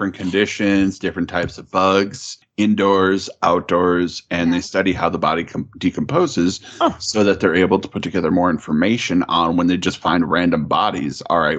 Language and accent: English; Wisconsin, United States; I'm from Wisconsin, but I'm not that kind of from Wisconsin.